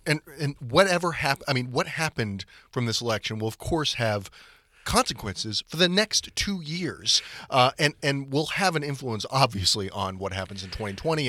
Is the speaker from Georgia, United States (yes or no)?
yes; Atlanta, Georgia, United States; moved away; where I grew up in Atlanta